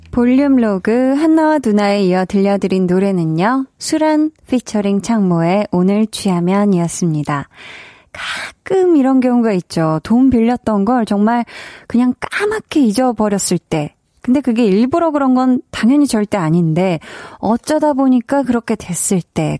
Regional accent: Seoul, South Korea; 저는 어렸을 때 이제 강동구에서 네. 나고 자랐는데요

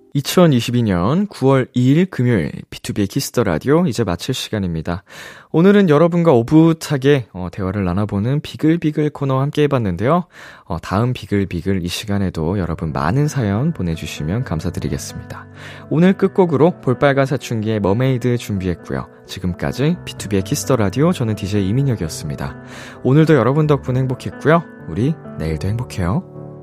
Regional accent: Seoul, South Korea; 어렸을 때 제가 중계동에 살던 살던 시절에

